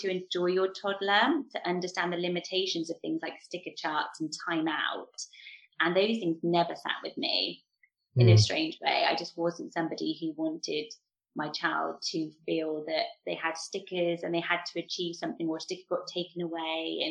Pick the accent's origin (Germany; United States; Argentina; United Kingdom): United Kingdom; Swindon, South West England; I'm from Swindon